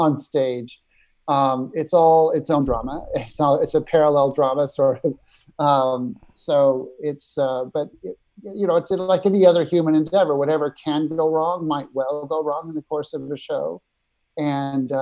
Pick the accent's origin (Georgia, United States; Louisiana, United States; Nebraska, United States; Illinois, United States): Nebraska, United States; moved away as an adult; now in New York, United States; I grew up in Nebraska and moved to New York after college.